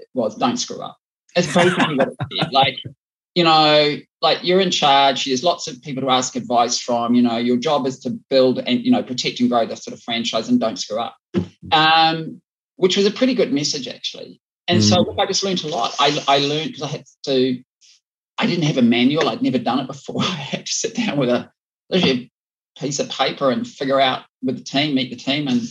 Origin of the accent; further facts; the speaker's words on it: Auckland, New Zealand; moved away as an adult; also born or lived in London / New York / Cairo; I was from Auckland. In New Zealand, when I grew up, was a population of, you know, 2.8 million people.